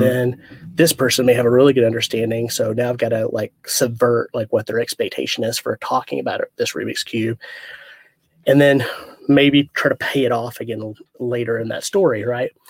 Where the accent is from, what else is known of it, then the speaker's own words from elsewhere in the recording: Arkansas, United States; I'm originally from Arkansas